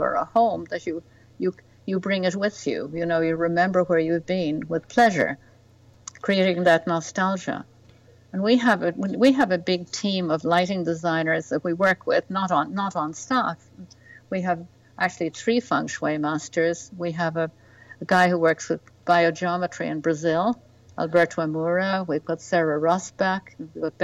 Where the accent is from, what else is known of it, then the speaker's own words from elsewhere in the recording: west of Ireland, Ireland; moved away as an adult; also born or lived in Spain; now in New York, United States; I was brought up in the west of Ireland, downwardly mobile family